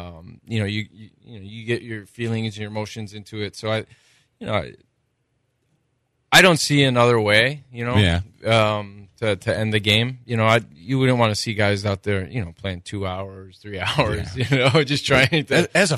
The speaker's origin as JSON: {"language": "English", "region": "Hawaii", "country": "United States", "tie": "born or raised there", "said": "Growing up in Hawaii, I definitely failed at that."}